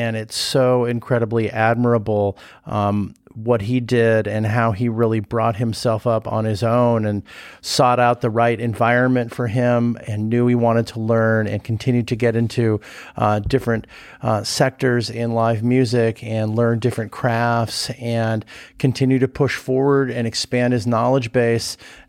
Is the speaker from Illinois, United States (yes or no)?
no; Venice, California, United States; one of my favorite places in the country to hang out in is going back to my hometown and hanging out in Venice